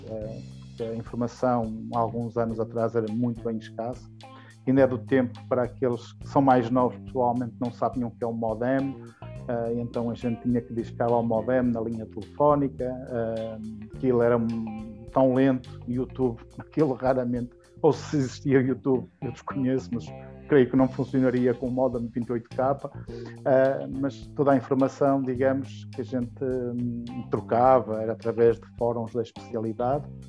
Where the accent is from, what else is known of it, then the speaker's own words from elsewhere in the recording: Portugal; é português, não sou brasileiro.